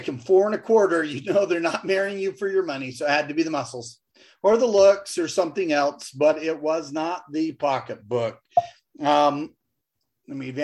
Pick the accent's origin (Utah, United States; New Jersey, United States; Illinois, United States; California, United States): Utah, United States; I'm from Utah.